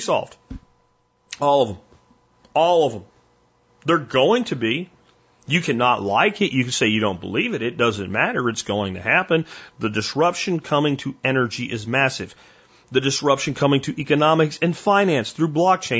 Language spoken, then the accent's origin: English; Pennsylvania, United States; I'm from Pennsylvania